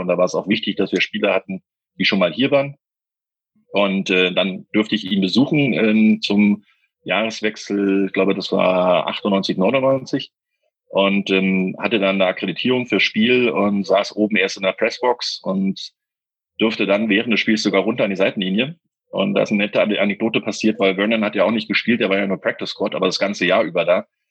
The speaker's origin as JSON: {"language": "German", "region": "Berlin", "country": "Germany", "said": "bei uns in Berlin"}